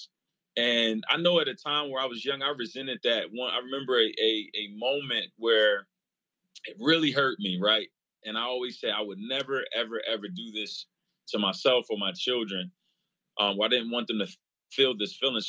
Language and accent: English; New Jersey, United States; also born or lived in Pittsburgh, Pennsylvania; I grew up in New Jersey